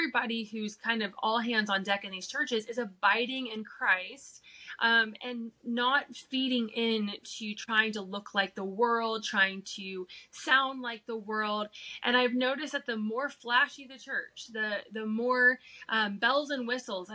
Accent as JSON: {"language": "English", "town": "Cincinnati", "region": "Ohio", "country": "United States", "tie": "born or raised there", "also_born_or_lived": "Colorado", "moved": "yes", "lives_now": "Kentucky, United States", "said": "what I grew up in here in the Bible Belt, in that Cincinnati, Southern Ohio, Kentucky area."}